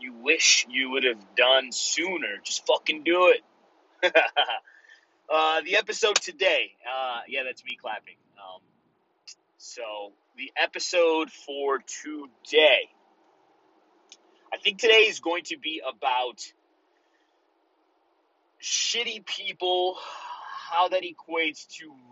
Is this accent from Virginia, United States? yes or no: no; Chicago, Illinois, United States; first language Spanish; English is a second language; Growing up in the community that I grew up in Chicago, if you guys know the Pilsen area